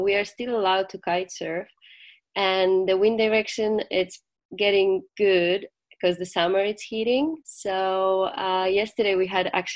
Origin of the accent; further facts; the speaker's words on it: Gdańsk, Pomeranian Voivodeship, Poland; I'm from Gdańsk, so it's on the north of Poland, so by the Baltic Sea, so it's my home spot.